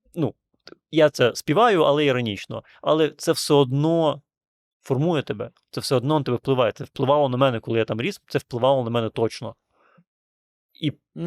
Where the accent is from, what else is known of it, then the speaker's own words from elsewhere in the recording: Transnistria, Moldova; moved away; я народився в Придністров'ї